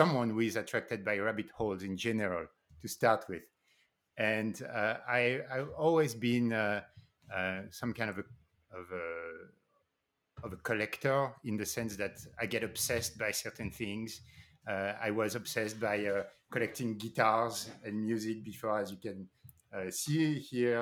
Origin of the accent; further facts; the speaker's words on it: Paris, Île-de-France, France; moved away; also born or lived in New York City, United States; I grew up in Paris, and then I moved to New York City.